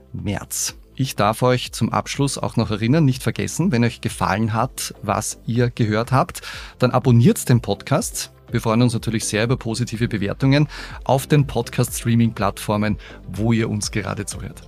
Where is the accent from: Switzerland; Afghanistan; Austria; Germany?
Austria; Upper Austria; bei uns in Oberösterreich